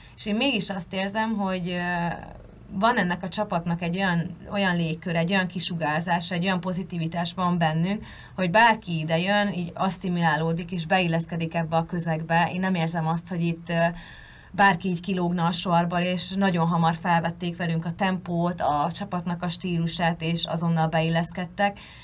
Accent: Hungary; moved away as an adult; vidékről származom

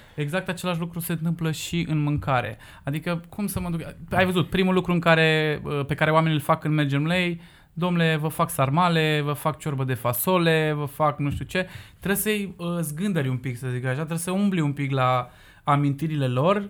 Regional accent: Cugir, Alba County, Romania; eu sunt din Cugir

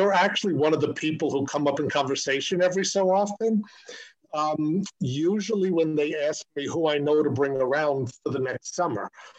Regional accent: New York City, New York, United States; from Coney Island

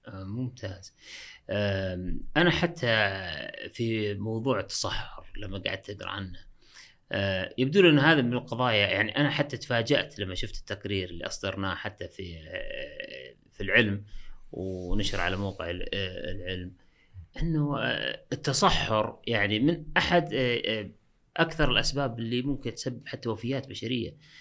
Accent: Saudi Arabia; عندنا في السعودية

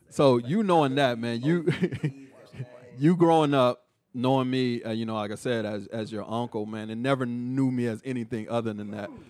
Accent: Killeen, Texas, United States; just growing up in Killeen really helped shape my views on different back I mean ethnicities

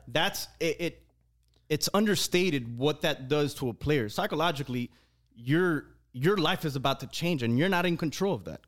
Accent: Hialeah, Florida, United States; we all come from the same place.

